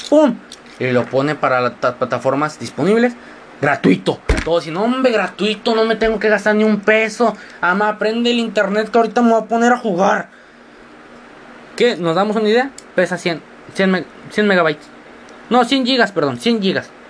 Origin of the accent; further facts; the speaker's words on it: Matamoros, Tamaulipas, Mexico; accent: mixed; Por eso mi acento está muy mezclado, porque no sueno como los matamorenses normales, no sueno como, sueno más o menos como un chilango, que suena como un, doro, duranguense, etc, etc, etc.